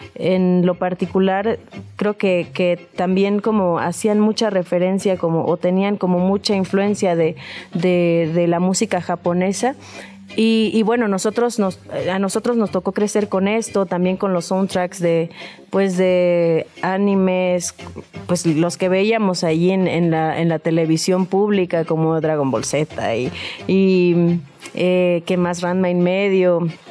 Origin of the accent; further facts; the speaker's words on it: Juchitán, Oaxaca, Mexico; now in Mexico City, Mexico; nacimos en Cuchitán, Oaxaca